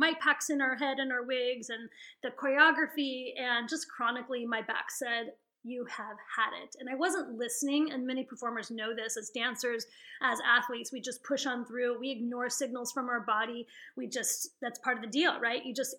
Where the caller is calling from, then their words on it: Santa Barbara, California, United States; I'm calling from Santa Barbara, California.